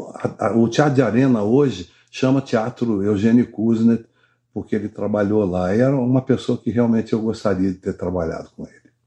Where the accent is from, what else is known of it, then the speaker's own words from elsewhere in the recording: Rio de Janeiro, Brazil; eu nasci no Leblon, no Rio de Janeiro